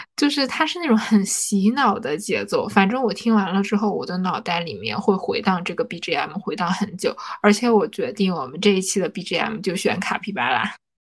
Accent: Northeast China, China; 因为我作为一个东北人，其实每年到了冬天，我都要重新去购入一双雪地靴

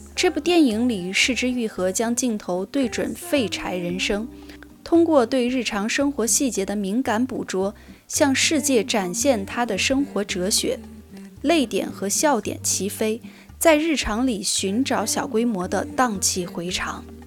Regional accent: Chongqing, China; now in Beijing, China; 我今年很遗憾不能回我的老家重庆和我的爸妈一起团年了。那今年我还是会待在北京和我的家人在北京一起过年

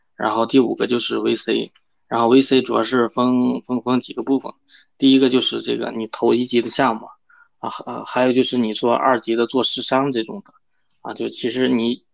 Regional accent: China; 我们中国人

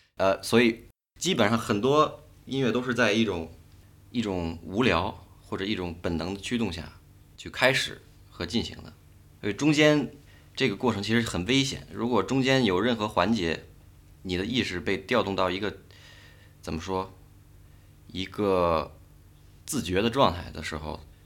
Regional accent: Beijing, China; 我跟北京这个城市其实，虽然我从小在这儿长大

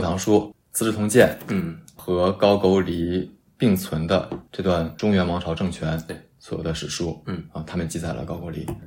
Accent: Tonghua, Jilin, China; 我是吉林省通化市

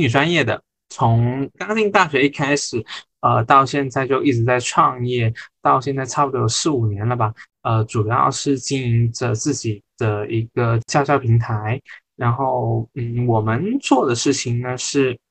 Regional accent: the Northwest, Northwest China, China; moved away; 我来自大西北，一路南下求学，从江南到湾区

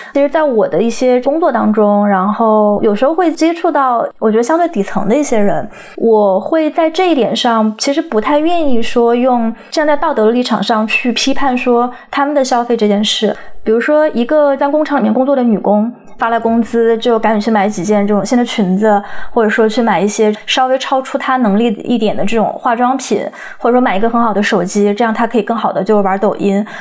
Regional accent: China; moved away; 我们这些成长在中国的人

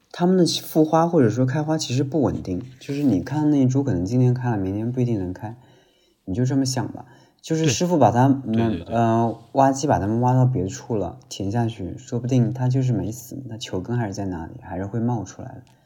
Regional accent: Nanjing, Jiangsu, China; 咱们南京人啊，还是很幸福的，有这么大一座梅花山

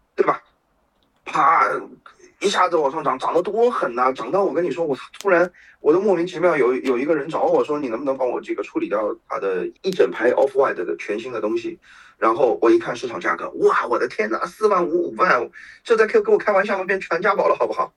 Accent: China; 我们中国人

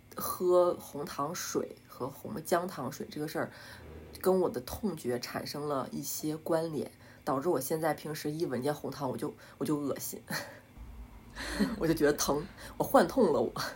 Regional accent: Northeast China, China; 我们都是东北人

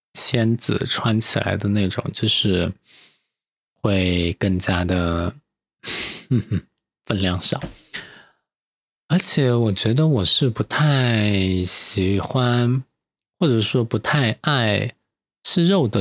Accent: Chengdu, Sichuan, China; now in Sanya, China; 作为一个成都人，资深艺人在三亚就是异乡工作

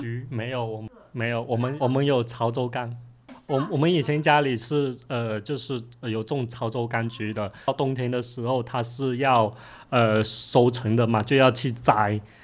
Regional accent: Guangdong, China; now in Guangzhou, China; 我是来自潮汕 现在住在广州的茶话师

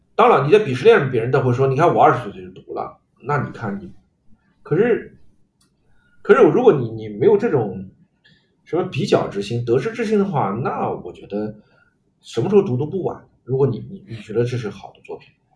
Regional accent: China; 我们中国人

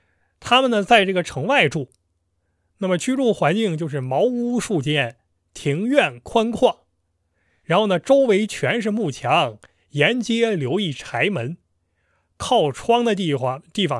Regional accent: Northeast China, China; 对我们东北人而言，东北就是东北，这个黑吉辽差不多

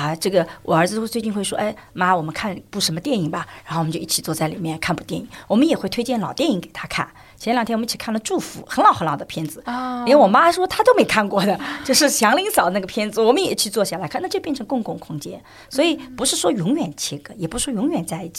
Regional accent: China; 而且我们中国人吃饭的时间要比西方人吃饭时间

